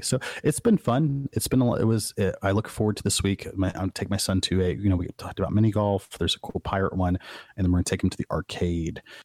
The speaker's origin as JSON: {"language": "English", "region": "Midwest", "country": "United States", "moved": "yes", "said": "me as a Midwesterner who never got to see the ocean"}